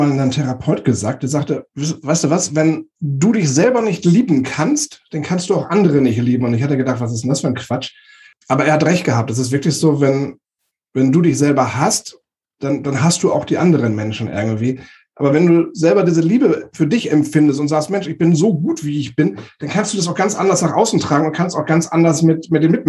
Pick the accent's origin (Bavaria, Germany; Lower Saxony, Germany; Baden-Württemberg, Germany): Lower Saxony, Germany; Walsrode; ich bin letztes Jahr, ja, letztes Jahr zurück nach Walsrode gezogen, wo ich geboren bin, habe da Kontakt zu, zu alten Klassenkameraden, mit denen ich zusammen zur Schule gegangen bin.